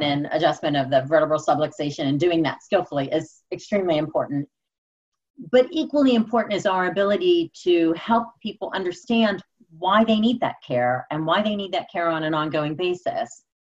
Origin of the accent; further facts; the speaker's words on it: Pittsburgh, Pennsylvania, United States; I'm born and raised in Pittsburgh.